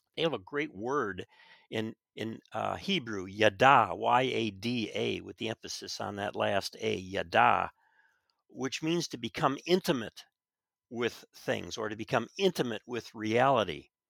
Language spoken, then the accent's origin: English; Chicago, Illinois, United States; I grew up in Chicago